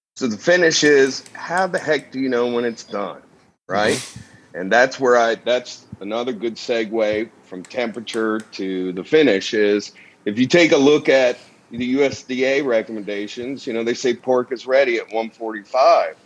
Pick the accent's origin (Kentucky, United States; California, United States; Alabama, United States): Kentucky, United States; my hometown. Kentucky isn't very well known